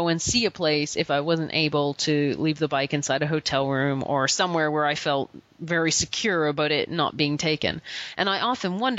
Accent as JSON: {"language": "English", "country": "Canada", "said": "we're Canadian"}